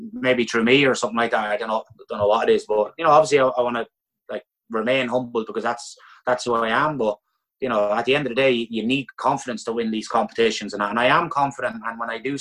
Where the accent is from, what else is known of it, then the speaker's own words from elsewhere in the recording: Ireland; a lot of us as Irish people